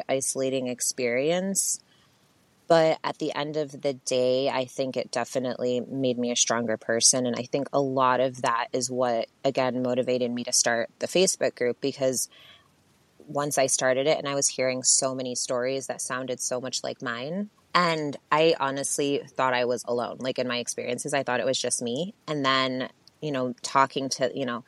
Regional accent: Buffalo, New York, United States; I'm originally from Buffalo, New York. I was born there. I lived there until I was about 8 or 9, and then with both of my parents. And they separated, and I moved to my mom's hometown, which was a very small, more rural, predominantly white town

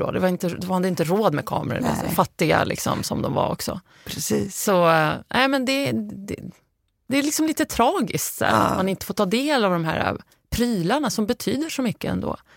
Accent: Lebanon; now in Sweden; så mina barn vet att jag har flytt från Libanon och hur det har påverkat mig.

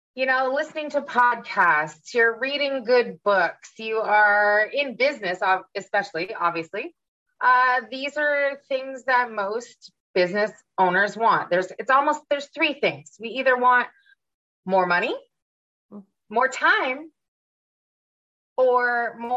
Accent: Ottawa, Ontario, Canada; moved away as an adult; also born or lived in Vancouver, Canada; now in Florida, United States; I grew up in Ottawa, which is the nation's capital

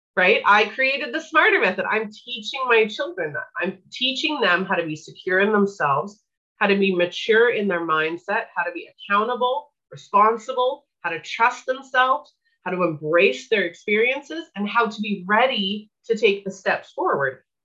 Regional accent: Winnipeg, Manitoba, Canada; I grew up in Winnipeg, Manitoba, Canada

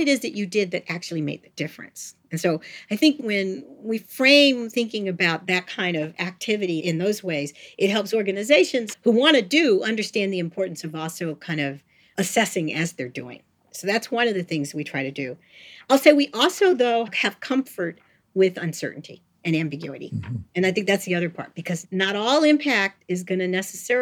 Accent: St. Louis, Missouri, United States; I was born in St. Louis, Missouri

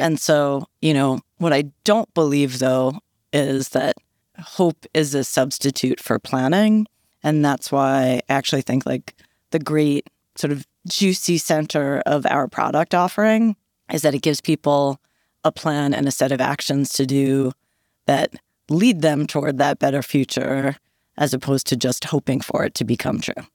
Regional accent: Philadelphia, Pennsylvania, United States; now in New York, United States; I'm actually from Philly

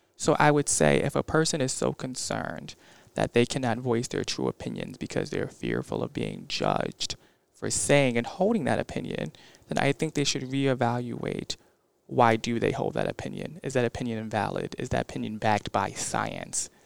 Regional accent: Bridgeport, Connecticut, United States; I'm from Bridgeport

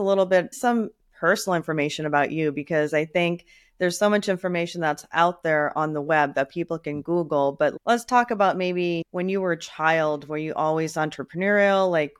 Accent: Chicago, Illinois, United States; I'm from Chicago. That's my hometown.

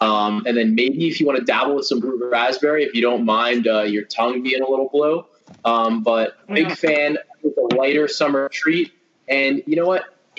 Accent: Monmouth County, New Jersey, United States; I grew up in the Monmouth County area.

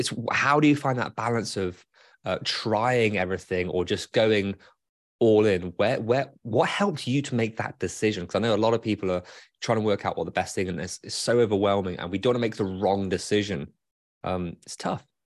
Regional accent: United Kingdom; now in Michigan, United States; I'm British

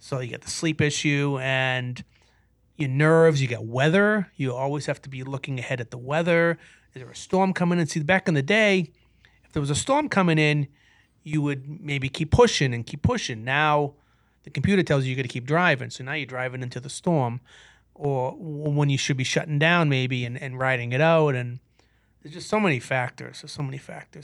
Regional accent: Brockton, Massachusetts, United States; now in Waltham, United States; I grew up in Brockton, Sioux City, by the way, and, uh, I live in Waltham

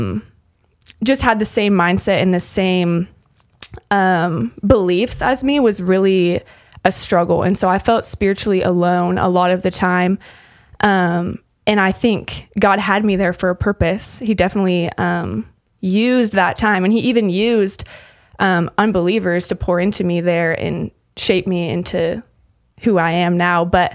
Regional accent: Lincoln, Nebraska, United States; moved away as an adult; also born or lived in Utah / Texas; I'm from Lincoln, Nebraska originally. And I grew up doing FCA

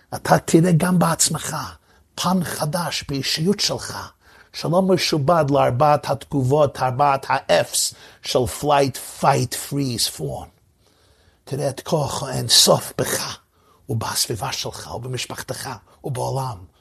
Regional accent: New York, United States; זכיתי לגדל במחיצותו של הרבי מלובביץ' הרבה שנים, שם נולדתי ושם גדלתי.

